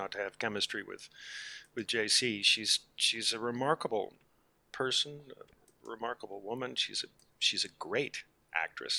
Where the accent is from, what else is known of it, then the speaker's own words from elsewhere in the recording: Charlottesville, Virginia, United States; I was in my hometown of Charlottesville, Virginia